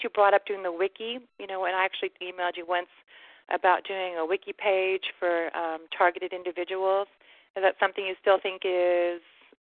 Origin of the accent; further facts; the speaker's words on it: HEB area, Texas, United States; I actually grew up in the HDB area